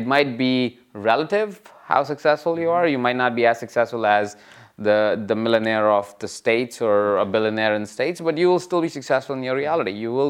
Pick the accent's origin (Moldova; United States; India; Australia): India; I think irrespective of the country that you come from, I came from India, you can come from Macedonia